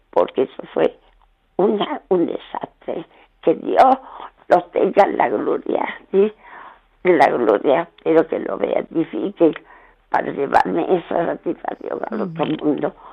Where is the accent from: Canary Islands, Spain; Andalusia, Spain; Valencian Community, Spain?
Andalusia, Spain; Bailén; la, matanza que hicieron en mi pueblo, que yo soy de Bailén, provincia de Jaén.